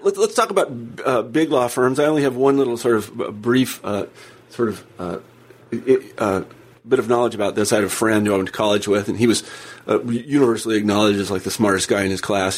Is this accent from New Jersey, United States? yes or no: no; Kansas, United States; I'm from Kansas